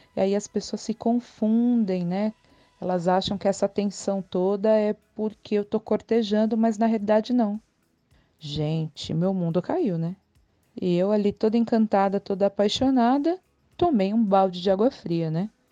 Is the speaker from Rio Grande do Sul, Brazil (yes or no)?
no; São Paulo, Brazil; eu sou de São Paulo